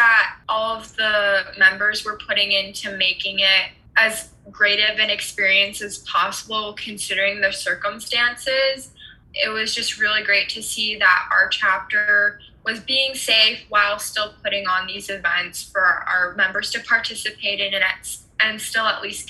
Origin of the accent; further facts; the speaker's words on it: Germany; I was born and raised in Germany, and so I grew up speaking German and English at the same time.